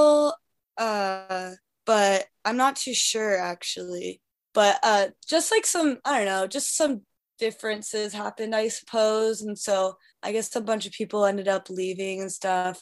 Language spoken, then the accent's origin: English; north of Seattle, Washington, United States; moved away as an adult; now in New York, United States; I'm from Seattle, actually. I grew up like 20 minutes north of Seattle